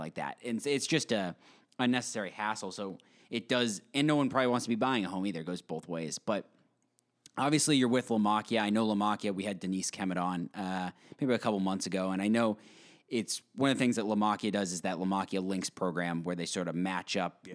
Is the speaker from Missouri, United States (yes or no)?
no; Westborough, Massachusetts, United States; I lived in Westboro for my basically my whole life